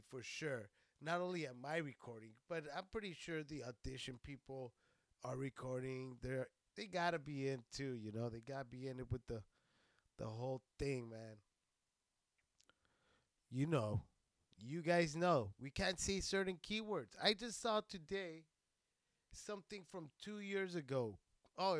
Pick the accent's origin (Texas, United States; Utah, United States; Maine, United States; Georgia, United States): Texas, United States; Socorro; moved away; I'm from Texas. I'm from a little place named Socorro